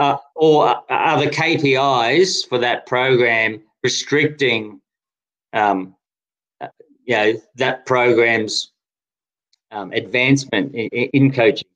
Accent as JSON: {"language": "English", "town": "Brisbane", "region": "Queensland", "country": "Australia", "tie": "born or raised there", "also_born_or_lived": "Denmark", "moved": "yes", "lives_now": "Canberra, Australia", "said": "as a kid growing up in Brisbane, Queensland"}